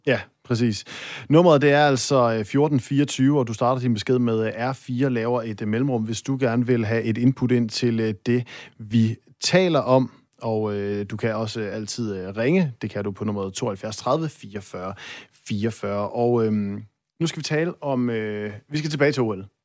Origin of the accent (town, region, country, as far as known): North Jutland, North Denmark Region, Denmark